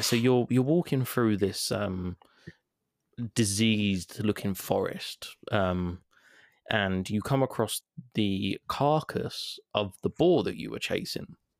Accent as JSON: {"language": "English", "region": "London", "country": "United Kingdom", "said": "I'm I'm English, so I'm like a London version of David Attenborough"}